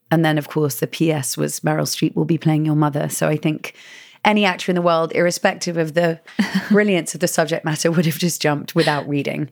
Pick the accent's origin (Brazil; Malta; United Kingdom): United Kingdom; England; moved away as an adult; now in United States; I am from England and living in America for the past seven years